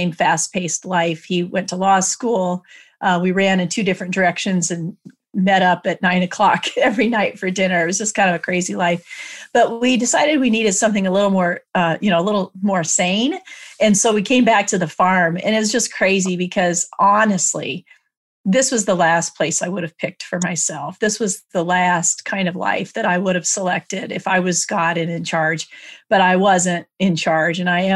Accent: Iowa, United States; this is how we say it in Iowa

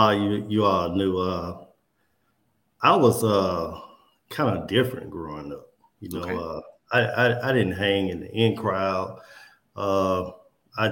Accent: Coldwater, Mississippi, United States; moved away as an adult; growing up in Coldwater, man, especially my mom, my grandma, my auntie, just the values

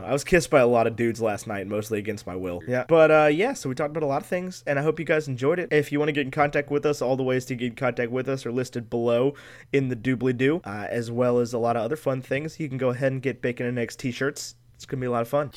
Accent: United States; I was, had the privilege to be born in the United States of America

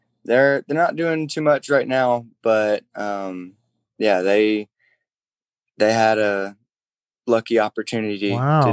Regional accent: Alabama, United States; born or raised there

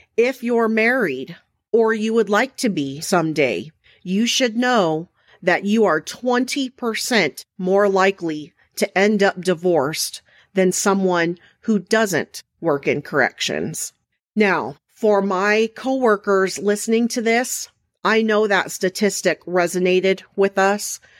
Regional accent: Mesa, Arizona, United States; I was raised in Mesa, Arizona

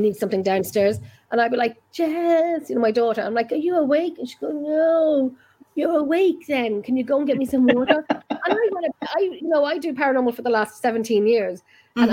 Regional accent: Ireland; we're Irish

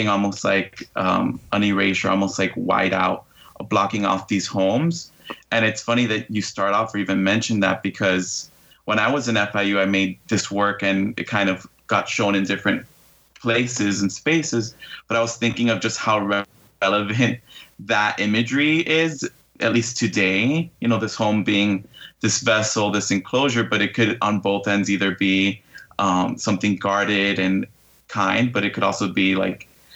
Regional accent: Hialeah, Florida, United States; I've been born and raised in Hialeah, Florida

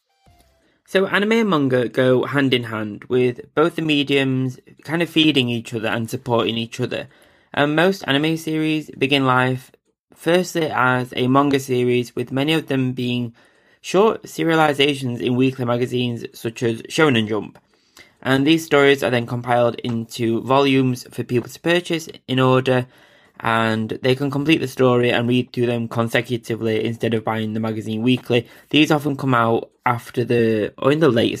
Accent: England, United Kingdom; I'm an English guy

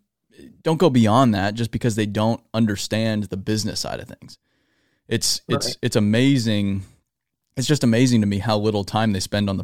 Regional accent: Phoenix, Arizona, United States; I'm from Arizona, and we don't have much of that in Arizona, especially Phoenix, Arizona. So I never grew up around it

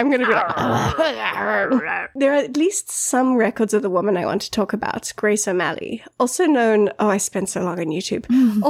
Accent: United Kingdom; because, you know, we're British. Even me.

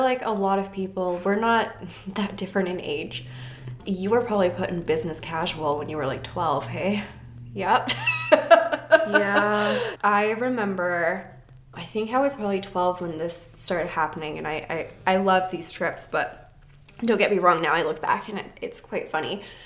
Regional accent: Vernon, British Columbia, Canada; growing up in Vernon

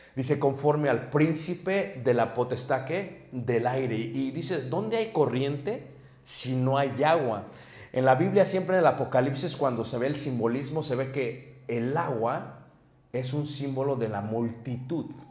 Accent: Mexico City, Mexico; now in Michigan, United States; me crié en Ciudad de México en un ambiente muy pesado.

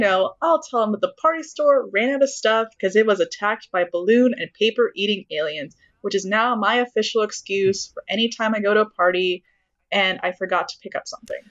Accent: Texas, United States; I'm from Texas

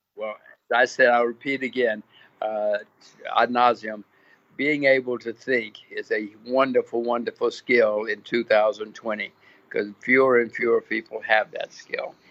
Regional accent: United States; moved away as an adult; now in Singapore; I'm an American. My kids are Americans

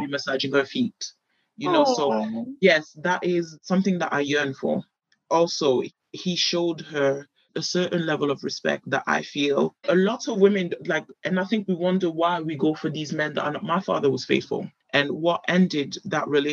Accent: United Kingdom; I grew up in Europe, I'm a British girl

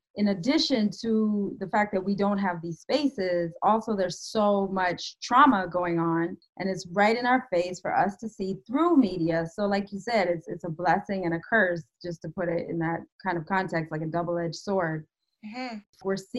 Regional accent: Canada; moved away as an adult; also born or lived in Ottawa, Canada; now in United States; I live in the United States. I used to live in Canada. I'm born and raised in Canada. I'm actually a dual citizen.

